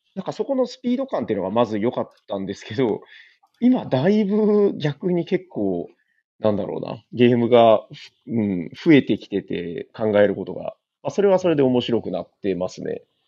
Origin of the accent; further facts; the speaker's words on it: Nagasaki, Japan; 私、長崎